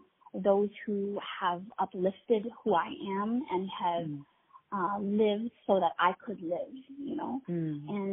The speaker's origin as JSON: {"language": "English", "town": "Honolulu", "region": "Hawaii", "country": "United States", "tie": "born or raised there", "also_born_or_lived": "California", "moved": "yes", "said": "I was born and raised in Honolulu, Hawaii"}